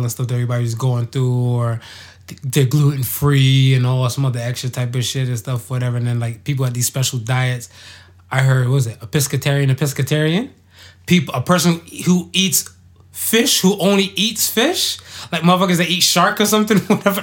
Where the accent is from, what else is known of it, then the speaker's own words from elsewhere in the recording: United States; I grew up and stuff in America.